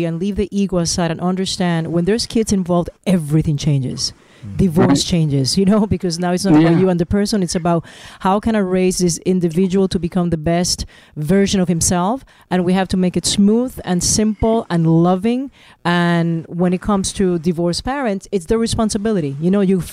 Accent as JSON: {"language": "English", "country": "Puerto Rico", "said": "I'm from Puerto Rico, and we're four children"}